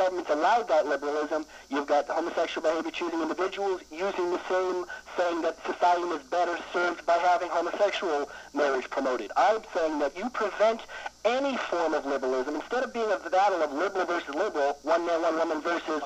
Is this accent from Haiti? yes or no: no; Lexington, Massachusetts, United States; moved away; I'm from Lexington, Massachusetts originally